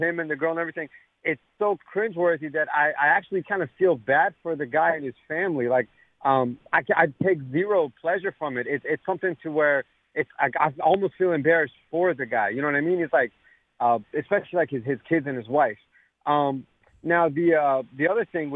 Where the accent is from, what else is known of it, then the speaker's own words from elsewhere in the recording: United States; I grew up in America. I'm Persian American, but I grew up in America